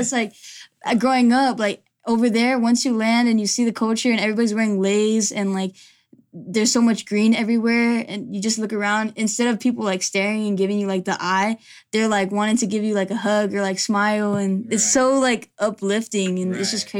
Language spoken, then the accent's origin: English; Ahwatukee, Arizona, United States; also born or lived in Chandler; So I was born here originally. I actually was born in Chandler, and then I ended up growing up in Ahwatukee. So ever since I was younger, I was an Arizona baby.